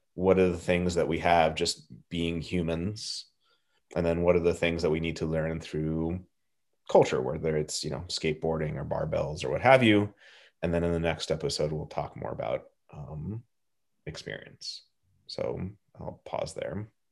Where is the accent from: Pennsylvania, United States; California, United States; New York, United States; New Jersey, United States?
California, United States; Southern; I grew up in Southern California.